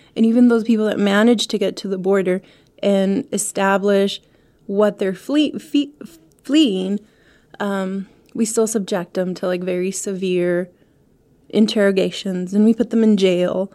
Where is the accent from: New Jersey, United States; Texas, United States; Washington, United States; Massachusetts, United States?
Texas, United States; El Paso; moved away as an adult; now in Ohio, United States; Since I was born in El Paso, I grew up in El Paso.